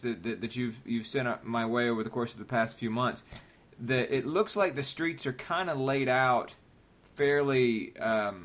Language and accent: English; Marietta, Georgia, United States; I live in Marietta, Georgia.